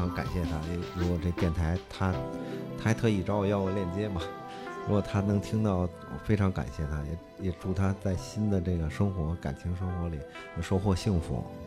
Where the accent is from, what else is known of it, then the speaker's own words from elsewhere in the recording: Beijing, China; 我小时候我们家住广和剧场边儿上